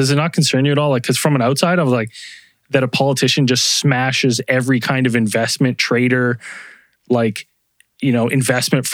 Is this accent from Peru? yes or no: no; Canada; I'm Canadian